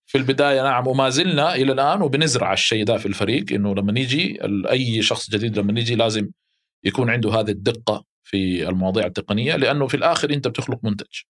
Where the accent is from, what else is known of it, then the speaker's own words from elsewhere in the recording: Mecca, Makkah Province, Saudi Arabia; اهلي هناك